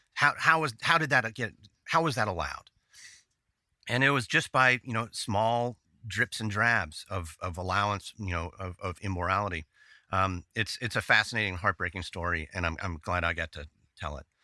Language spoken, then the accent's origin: English; Dallas, Texas, United States; I'm from Dallas. I still am in Dallas.